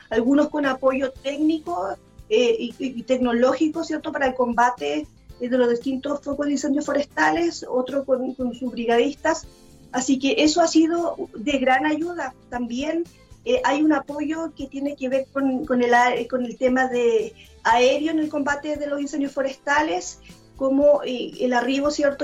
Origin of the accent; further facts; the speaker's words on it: Chile; a nosotros como, como, chilenos nos ha conmovido